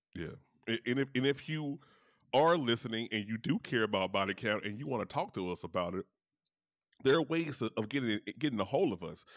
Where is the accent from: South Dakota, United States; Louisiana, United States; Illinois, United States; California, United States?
Louisiana, United States; in Louisiana, my home state